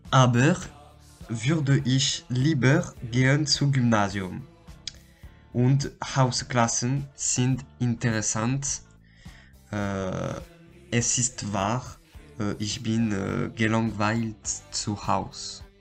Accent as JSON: {"language": "German", "country": "France", "second_language": "German", "said": "ich komme aus Frankreich"}